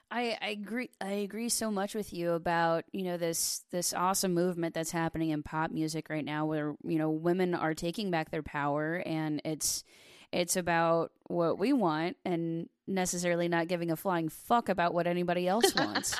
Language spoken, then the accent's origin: English; Delaware, Ohio, United States; I was raised in uh, in Delaware. It's about thirty minutes north of Columbus.